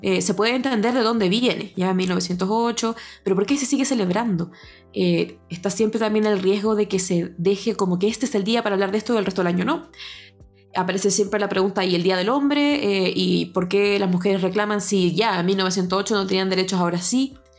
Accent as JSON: {"language": "Spanish", "region": "Antofagasta", "country": "Chile", "said": "Me siento completamente antofagastina también, así que si de repente se me salen algunas palabras que en Santiago no se usan ahí"}